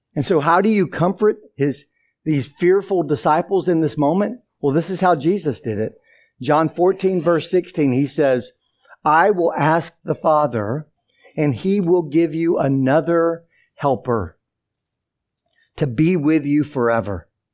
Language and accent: English; the Bible Belt, the South, United States; almost 18 years growing up in the South, in the Bible Belt, in a non-Christian home